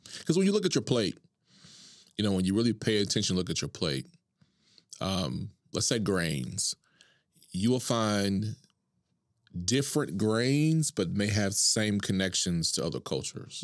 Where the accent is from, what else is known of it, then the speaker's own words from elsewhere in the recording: Duncan, Oklahoma, United States; also born or lived in Tulsa; I'm born and raised in Oklahoma, from Duncan